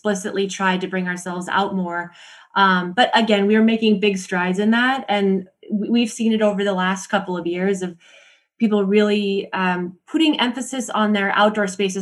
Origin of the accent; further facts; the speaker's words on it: Montana, United States; So I'm from Montana. I'm from the US